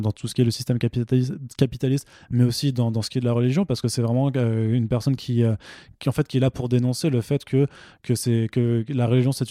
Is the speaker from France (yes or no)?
no; Italy; J'ai le droit. Je suis italien. J'ai la double nationalité.